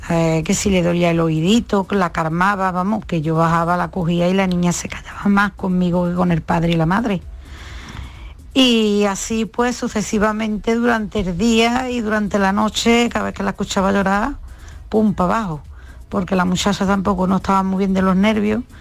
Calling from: Seville, Andalusia, Spain; Muy buenas tardes a todos. … de Sevilla.

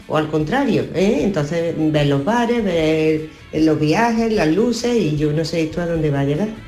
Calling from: Córdoba, Andalusia, Spain; Buenos días, Sur. … de Córdoba.

